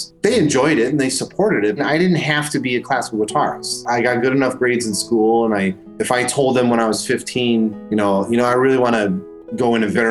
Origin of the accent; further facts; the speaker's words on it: Buffalo, New York, United States; Buffalo Bills. That's my hometown.